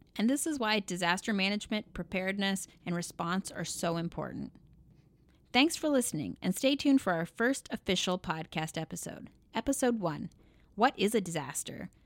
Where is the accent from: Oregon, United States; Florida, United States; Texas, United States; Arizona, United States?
Oregon, United States; moved away as an adult; also born or lived in New York City / Stockton, California / Eugene, Oregon / Portland, Oregon; now in Washington, D.C., United States; I'm from Oregon